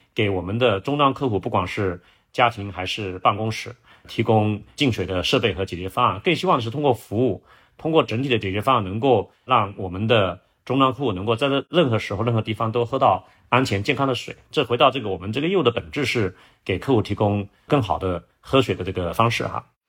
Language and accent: Chinese; Changting, Fujian, China; moved away as an adult; also born or lived in Shanghai / United States; 我是客家人，是在福建闽西，呃，龙岩的一个小县城长汀 出生长大